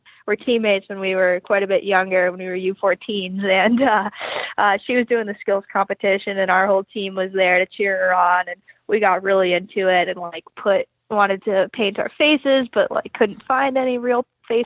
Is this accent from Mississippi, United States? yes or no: no; New York, United States; also born or lived in Boston; I grew up in Manhattan, one of the few hockey players